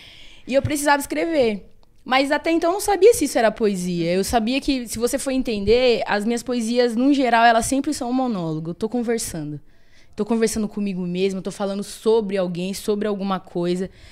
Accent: São Paulo, Brazil; sou nascida e criada no Capão

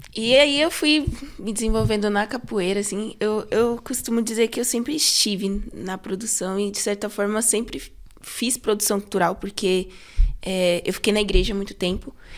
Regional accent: São Paulo, Brazil; eu sempre fui da Sul. É, eu nasci é, ali no Santo Eduardo, ali região do Santo Eduardo.

